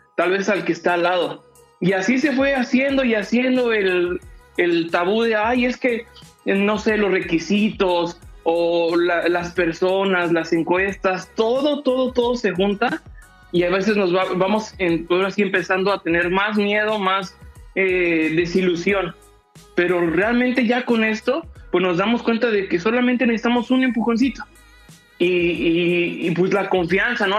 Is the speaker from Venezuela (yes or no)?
no; Mexico; tenemos como cultura mexicana